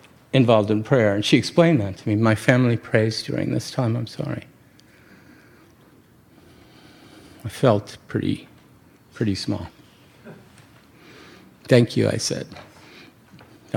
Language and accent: English; New York City, New York, United States; I come from New York City